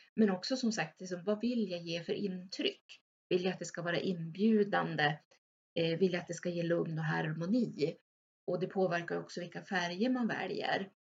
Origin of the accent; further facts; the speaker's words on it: Örnsköldsvik, Västernorrland County, Sweden; jag är född och uppvuxen i Överhörne strax utanför Övik